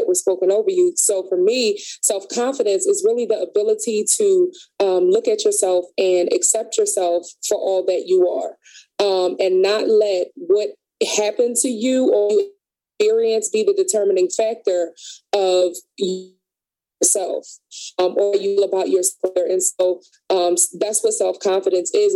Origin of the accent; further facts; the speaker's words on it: Philadelphia, Pennsylvania, United States; I grew up in North Philly